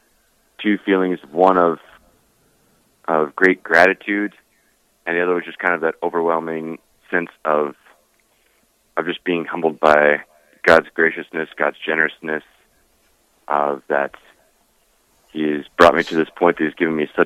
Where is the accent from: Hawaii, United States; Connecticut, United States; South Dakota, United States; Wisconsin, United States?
South Dakota, United States; Diocese of Rapid City; I grew up out in the Diocese of Rapid City, South Dakota, on a cattle ranch about an hour and a half west of Pierre.